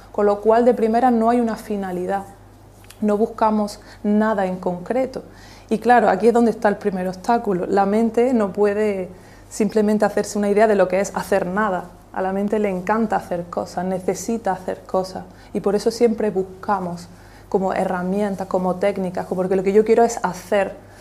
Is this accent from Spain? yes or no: yes; Almuñécar, Andalusia, Spain; also born or lived in Granada; yo nací en Almuñécar